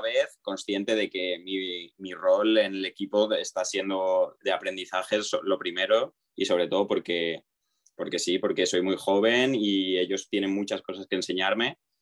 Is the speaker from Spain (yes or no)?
yes; Alzira, Valencian Community, Spain; más de Alcira, que es mi ciudad, mi pueblo de toda la vida y he jugado aquí siempre